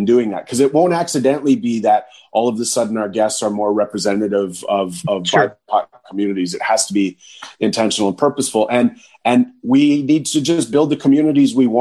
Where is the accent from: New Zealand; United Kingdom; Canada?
Canada; near Thunder Bay, Northern Ontario; Thunder Bay is a city in Northern Ontario. It's close to where I was born and raised in my hometown.